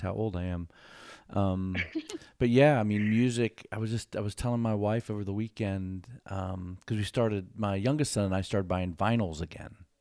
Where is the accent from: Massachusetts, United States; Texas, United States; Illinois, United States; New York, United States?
Texas, United States; Houston; we live probably 20 minutes outside of the city in Houston